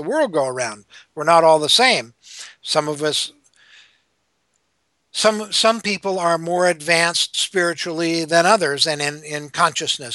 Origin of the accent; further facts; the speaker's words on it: Minnesota, United States; I grew up Lutheran in Minnesota